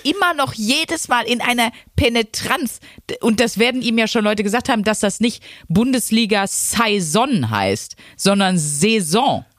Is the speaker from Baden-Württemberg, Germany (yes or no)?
no; Wuppertal, North Rhine-Westphalia, Germany; moved away; also born or lived in Ruhr area; meiner alten Heimatstadt Wuppertal